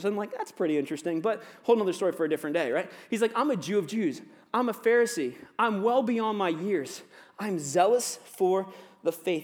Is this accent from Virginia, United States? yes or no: yes; Virginia, United States; accent: cowboy; moved away as an adult; now in Niagara, Canada; obviously my accent, I'm not Canadian. I'm from Virginia, so I sound like a cowboy, apparently.